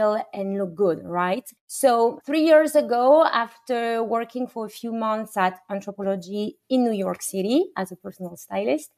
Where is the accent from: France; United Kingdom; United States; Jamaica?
France; moved away; a French woman who was born and raised in France